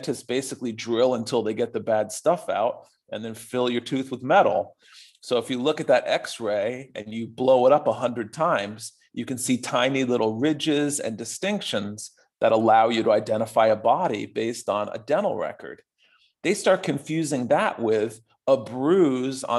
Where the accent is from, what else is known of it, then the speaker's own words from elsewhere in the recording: United States; part of being an American